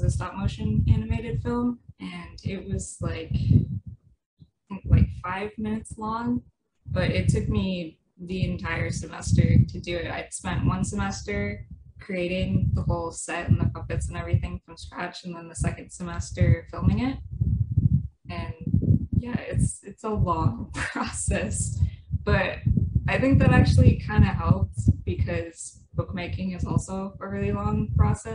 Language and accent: English; New Hampshire, United States; moved away as an adult; also born or lived in California; I grew up in New Hampshire, went to college in California